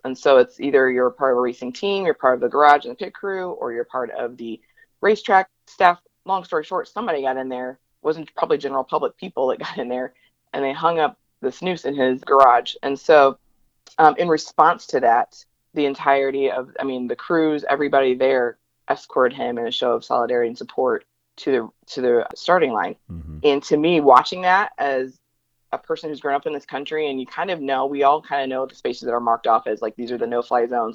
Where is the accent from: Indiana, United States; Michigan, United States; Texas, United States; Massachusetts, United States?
Indiana, United States; Northeast; now in Atlanta, United States; I again live in the metro Atlanta area and um, I'm originally from the Northeast Indiana area